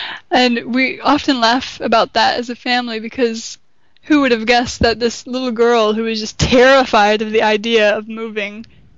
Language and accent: English; Flint, Michigan, United States; born or raised there; moved away